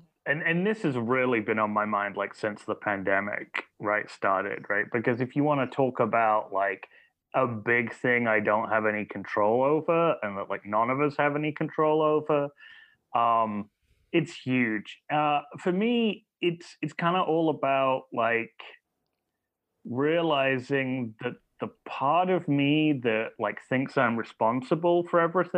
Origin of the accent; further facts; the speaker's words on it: Burton upon Trent, West Midlands, United Kingdom; Well, I grew up in the Midlands, Burnham, okay. Trent, kind of near Derby and Birmingham.